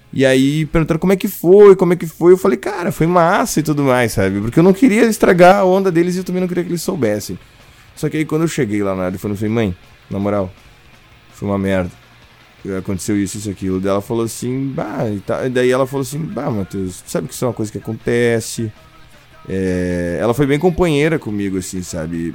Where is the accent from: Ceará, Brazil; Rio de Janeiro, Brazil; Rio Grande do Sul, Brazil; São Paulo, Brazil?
Rio Grande do Sul, Brazil; eu sou gaúcho